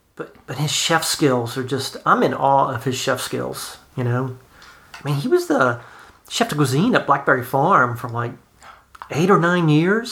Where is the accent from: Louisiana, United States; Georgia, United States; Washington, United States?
Louisiana, United States; South; I'm from South Louisiana